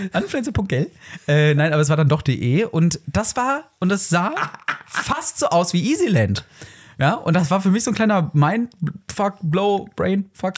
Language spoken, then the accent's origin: German; Herne, North Rhine-Westphalia, Germany; bei uns in Wanne-Eickel. Beziehungsweise Der Herne